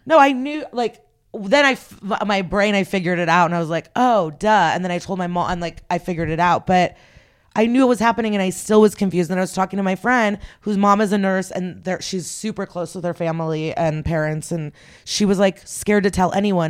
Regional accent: Odesa, Odesa Oblast, Ukraine; moved away; I was born in the Soviet Union. I was born in Odessa

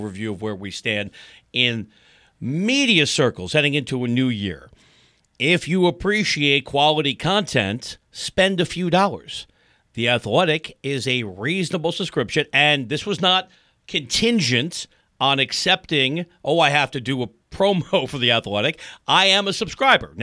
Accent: New York, United States; now in Los Angeles, United States; I'm from New York. I am not somebody who grew up here. I'm a transplant.

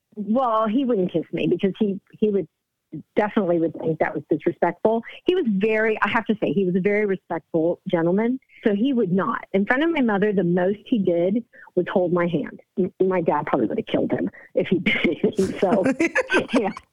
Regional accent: United States; I was born here in the States. My parents were born in Cuba, so I'm Cuban American

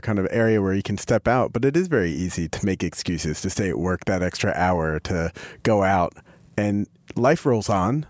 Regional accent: Philadelphia, Pennsylvania, United States; I grew up in Philadelphia

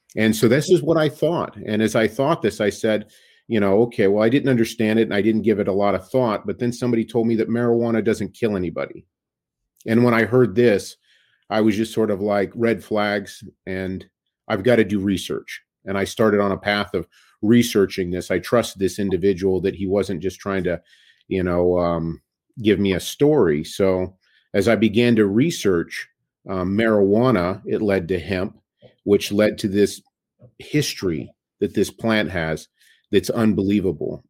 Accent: Sacramento, California, United States; also born or lived in Bay Area, California; Sacramento, California. Grew up in Northern California

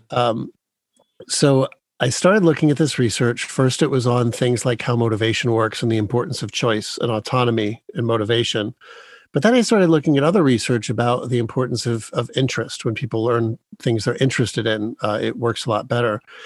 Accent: Dearborn, Michigan, United States; I was born in Dearborn, Michigan

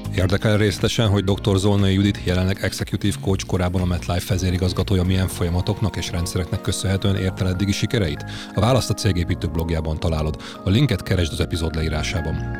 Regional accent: Hungary

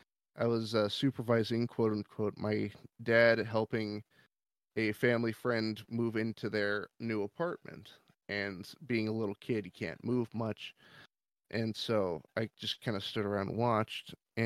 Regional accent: Gresham, Oregon, United States; So I'm natively from Oregon, and I lived in an area called Gresham. It's sort of a suburb next to Portland

